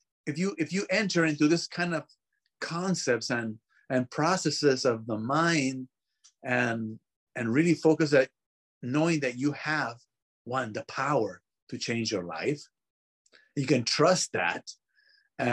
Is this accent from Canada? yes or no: no; Peru; English is a second language; I was born in Peru